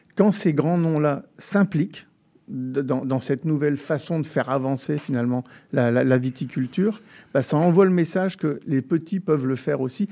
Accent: France; lorsqu'on est français

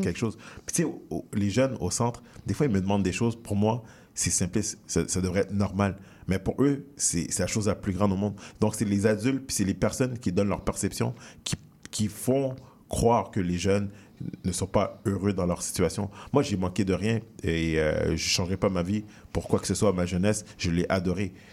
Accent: Montreal, Quebec, Canada; j'ai grandi dans le quartier Saint-Michel

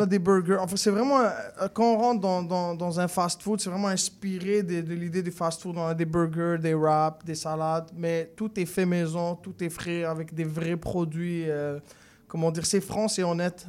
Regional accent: Morocco; now in Quebec, Canada; je viens du Maroc

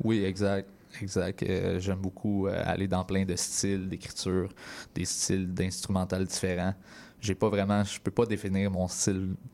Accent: Berthierville, Quebec, Canada; Je viens de ce petit coin-là, Berthierville, une petite ville d'environ, je te dirais, 10 000 habitants. Euh, j'ai grandi là.

